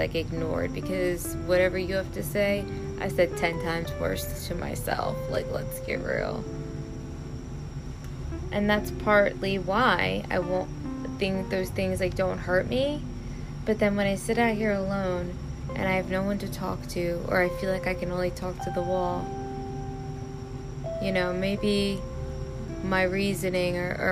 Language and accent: English; Baltimore, Maryland, United States; I grew up in Baltimore, Maryland, where my dad died when I was 16